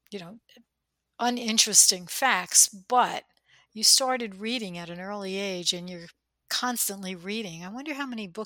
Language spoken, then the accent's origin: English; New Jersey, United States; accent: Jersey; day we'll do a podcast in our Jersey accents, but I try not to use it.